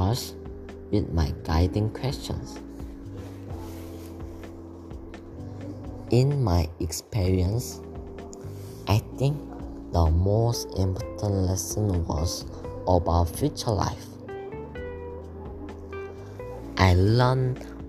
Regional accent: South Korea; English is a second language; now in Malaysia; I'm from Korea, which is South place, and I'm studying in Malaysia International School right now.

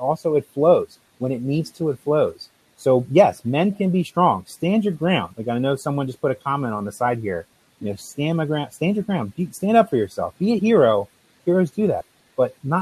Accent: New Jersey, United States; I'm from South Jersey, yeah. Italian.

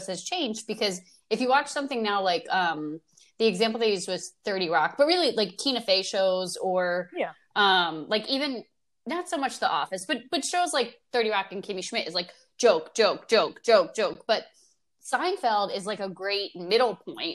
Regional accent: Oakland, New Jersey, United States; I called City Hall of my hometown, Oakland, New Jersey, when I was in, I had to be in like third or fourth grade

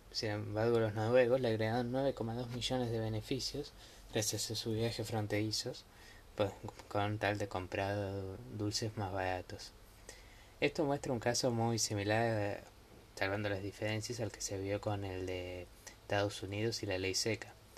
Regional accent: Argentina; yo soy de Argentina

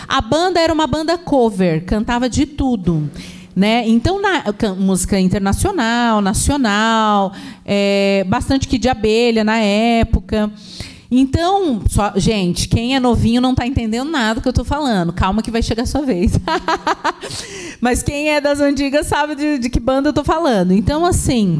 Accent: Baixada Santista, São Paulo, Brazil; eu cresci ouvindo música de todo tipo, música música clássica, samba, né? Ainda mais que eu venho da Baixada Santista

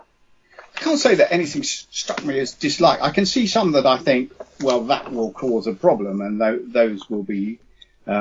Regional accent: London, United Kingdom; moved away; South Londoners there. I am one originally

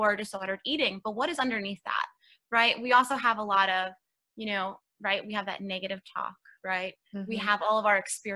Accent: New York City, New York, United States; I'm actually born and raised in New York. I was raised in Queens, New York

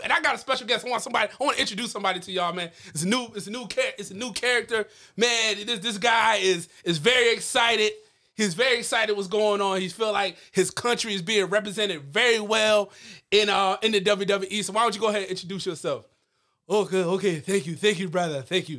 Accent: Nigeria; From Nigeria, I'm from Nigeria. As you could tell by my accent, I don't know if it's a little hard. It is. I am from Nigeria.

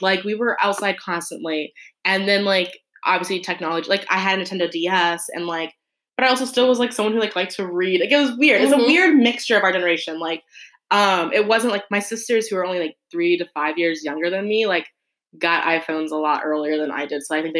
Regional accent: Texas, United States; they grew up in Michigan, I grew up in Texas, but, like, we still were living the same life.

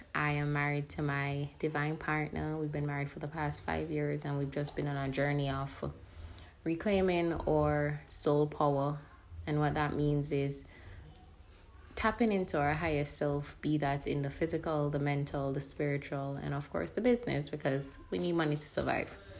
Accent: Jamaica; moved away; the thing with Jamaica is we're not really in the media

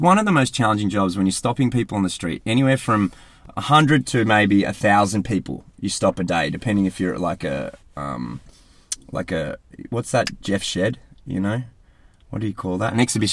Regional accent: Australia; accent: Aussie; moved away as an adult; also born or lived in United Kingdom; I was Australian in the UK, and it was obvious because I had an Aussie accent

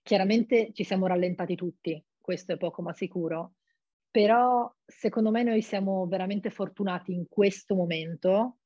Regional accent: Monfalcone, Friuli-Venezia Giulia, Italy; moved away as an adult; now in Rome, Italy; sono di Monfalcone, ho 25

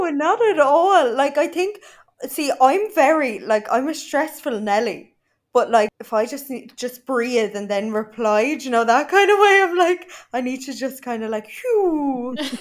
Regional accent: Ireland; moved away as an adult; now in Dubai, United Arab Emirates; I am proper Irish

